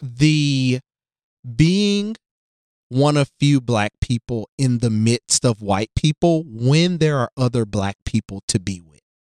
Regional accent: Jackson, Tennessee, United States; also born or lived in Nashville, Tennessee; I grew up in Tennessee, West Tennessee, Jackson, and I came to, uh, Nashville for college

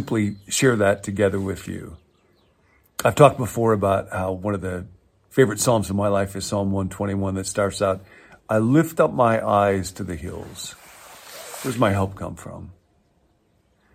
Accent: Midwest, United States; I grew up in the Midwest in a very flat part of the world

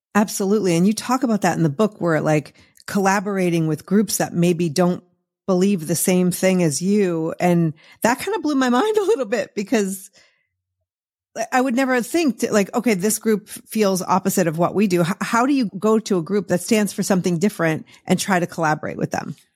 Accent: Massachusetts, United States; moved away; when I was growing up in Massachusetts

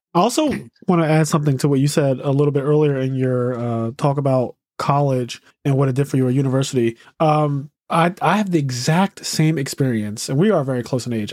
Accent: Philadelphia, Pennsylvania, United States; a person who was born and raised in Philadelphia, never lived anywhere else in my life

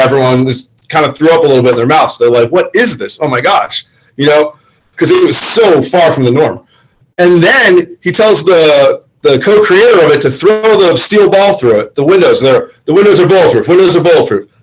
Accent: Florida, United States; I'm from Florida, born and raised

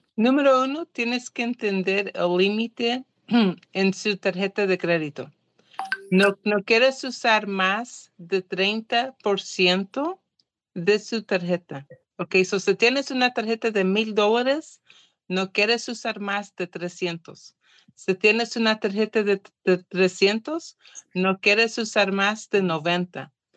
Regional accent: Portugal; Spanish is a second language; now in California, United States; soy portuguesa

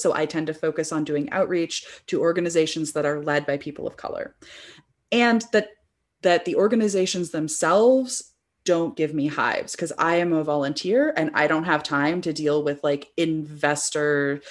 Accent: Bay Area, California, United States; I grew up in the Bay Area

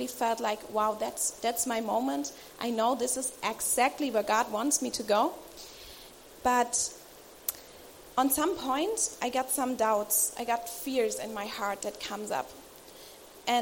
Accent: Germany; I'm from Germany

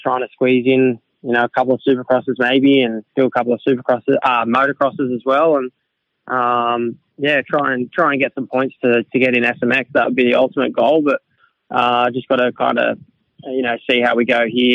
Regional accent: Australia; it's my home country

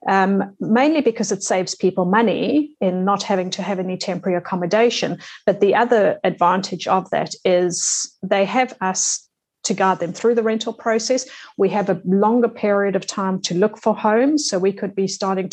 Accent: South Africa; moved away as an adult; also born or lived in England / Singapore / France; now in Australia; As the accent might show, I'm South African, born and brought up in South Africa. Left in my 20s, went to England

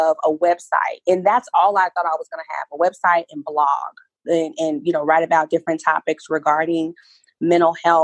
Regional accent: Oklahoma, United States; I'm from Oklahoma

